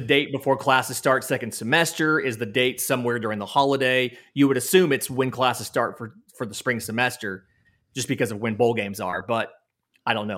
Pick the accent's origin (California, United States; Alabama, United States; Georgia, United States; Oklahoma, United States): Georgia, United States; Valdosta; I'm from Valdosta